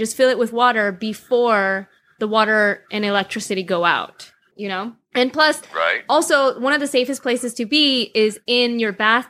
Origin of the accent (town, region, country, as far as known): Chicago, Illinois, United States